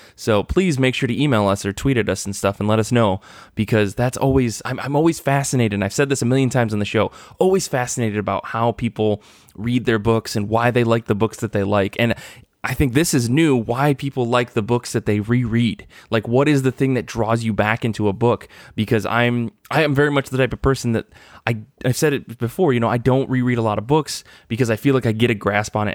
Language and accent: English; Midwest Michigan, United States; growing up in Midwest Michigan